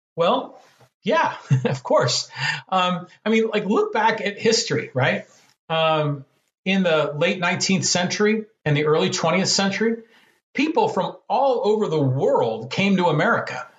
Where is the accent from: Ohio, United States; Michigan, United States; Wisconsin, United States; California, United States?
California, United States; San Francisco Bay Area; moved away as an adult; also born or lived in Poway, California; now in San Diego, United States; I grew up in the San Francisco Bay Area